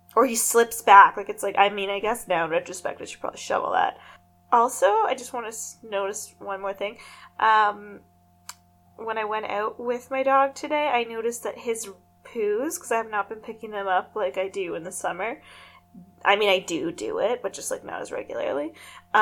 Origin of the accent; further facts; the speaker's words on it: Canada; we're Canadian